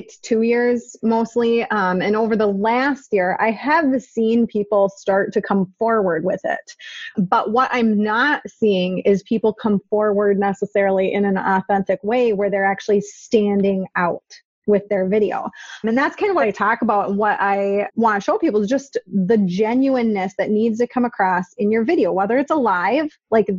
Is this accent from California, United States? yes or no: no; Minnesota, United States; I'm from Minnesota. The accent is real. It's authentic.